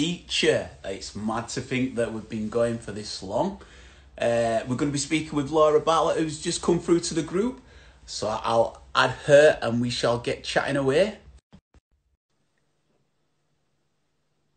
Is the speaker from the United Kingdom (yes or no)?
yes; Bradford, Yorkshire and the Humber, United Kingdom; now in Leeds, United Kingdom; I'm from Bradford, but I live Leeds. I always say Bradford raised me and Leeds made me.